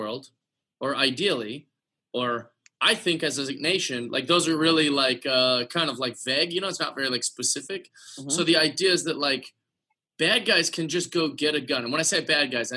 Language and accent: English; Seattle, Washington, United States; I grew up in Seattle